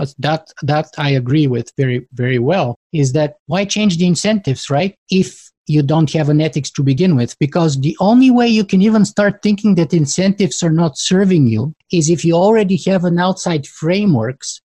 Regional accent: Bulgaria; now in Canada; I was born in Bulgaria and grew up behind the Iron Curtain during the Cold War. And I was 13 years old when the wall collapsed.

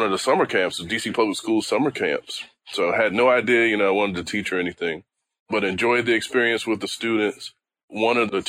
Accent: Washington, District of Columbia, United States; I grew up in Washington, D.C., actually Northeast Washington, D.C.

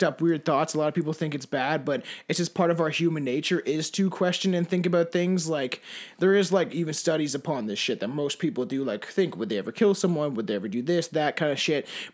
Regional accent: St. Catharines, Ontario, Canada; also born or lived in Paris, Ontario / Toronto; now in Brantford, Canada; I was born in St. Catharines

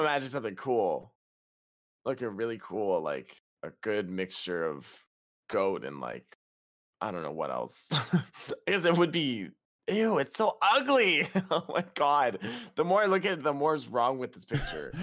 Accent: Canada; I'm a fake Canadian

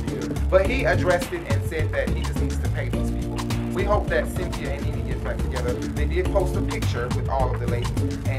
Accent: Atlanta, Georgia, United States; Make sure you tune in to The Urban Binge on Revell TV. I'm from Atlanta.

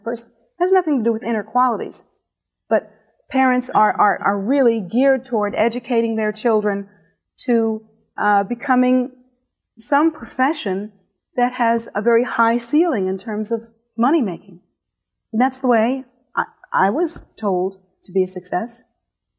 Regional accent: United States; here in America

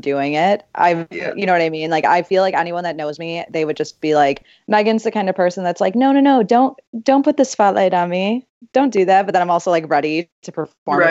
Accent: Chicago, Illinois, United States; also born or lived in Iowa; I grew up on the South Side of Chicago.

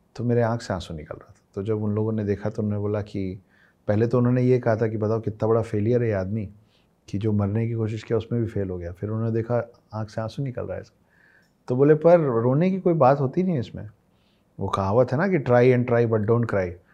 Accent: Ambikapur, Chhattisgarh, India; moved away; मैं जिस गांव से आता हूँ उस गांव का नाम अंबिकापुर है सरगुजा डिस्ट्रिक्ट है छत्तीसगढ़ में

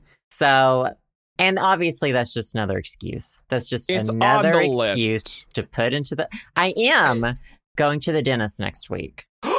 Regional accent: Arkansas, United States; born there; Like my body knows I was born in Arkansas.

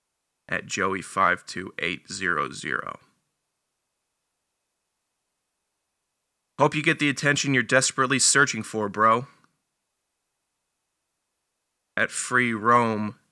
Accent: Northern Virginia, United States; I'm from Northern Virginia

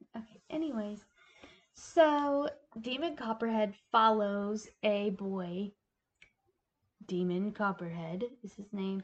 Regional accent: Appalachia, United States; as a Appalachian myself

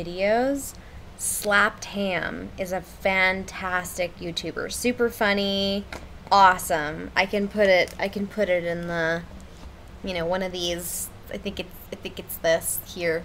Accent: La Mirada, California, United States; We're from La Mirada

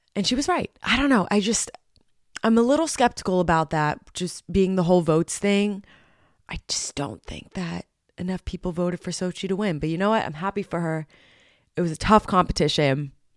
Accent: New Jersey, United States; in my home state

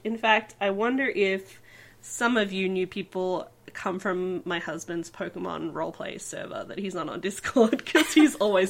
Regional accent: Australia; I'm Australian.

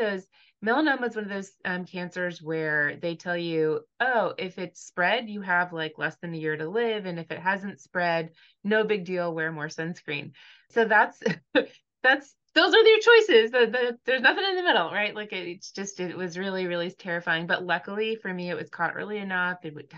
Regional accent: California, United States; So I grew up in Southern California. We moved around a lot as a kid.

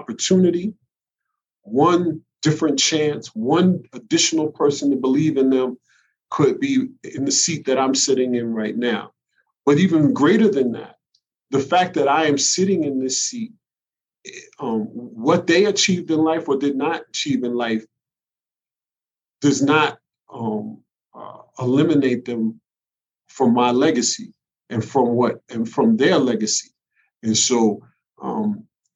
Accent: New York City, New York, United States; growing up in the Bronx

